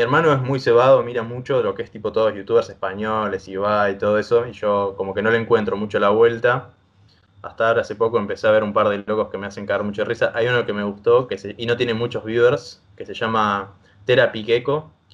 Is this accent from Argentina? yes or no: yes; Argentina; yo soy también un chico del interior